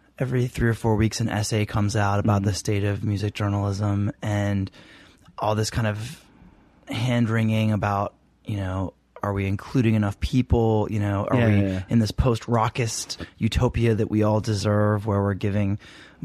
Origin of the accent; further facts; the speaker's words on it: Maryland, United States; now in Washington, D.C., United States; I grew up in Maryland, but I was born here in DC and lived here